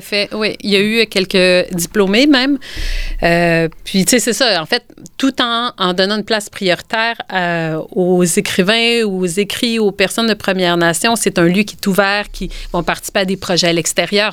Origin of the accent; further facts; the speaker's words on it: Quebec, Canada; notre identité en tant que Québécois